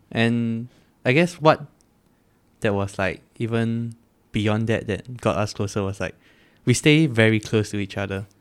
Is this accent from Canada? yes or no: no; Singapore; as every Singaporean boy, we have primary school, secondary school